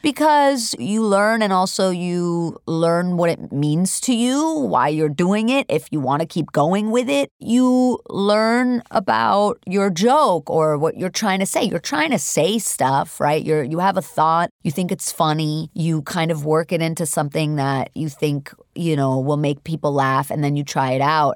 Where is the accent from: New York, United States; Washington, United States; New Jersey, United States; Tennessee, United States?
New York, United States; New York City; born or raised there; English is a second language; also born or lived in Hamburg, Germany